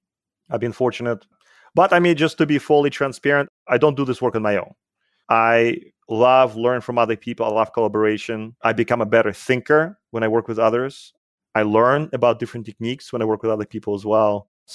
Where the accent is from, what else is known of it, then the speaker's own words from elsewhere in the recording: Russia; accent: Soviet; English is a second language; So you might have noticed that I have an accent, and it's because I grew up in the Soviet Union. So I'm a Soviet-trained mathematician, which is always a plus, I guess.